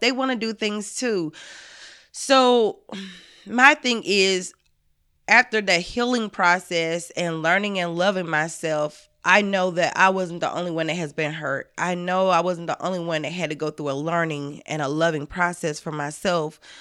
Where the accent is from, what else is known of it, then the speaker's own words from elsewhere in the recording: the South, United States; I'm from the South.